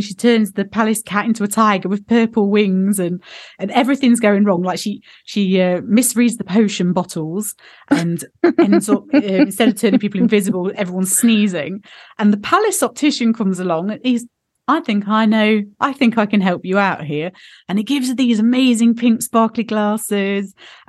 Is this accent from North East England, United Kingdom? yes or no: no; Derby, East Midlands, United Kingdom; Because I'm in, do you know, I'm Midlands. I was born in Derby. So I've got this, we say glasses in Derby.